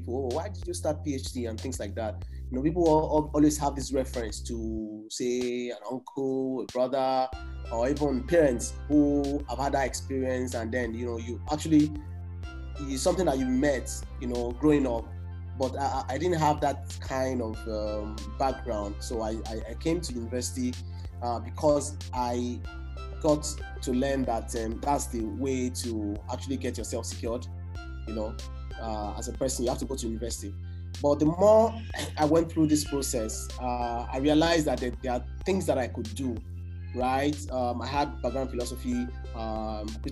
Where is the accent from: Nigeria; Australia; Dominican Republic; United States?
Nigeria; as a Nigerian who is based here in Nigeria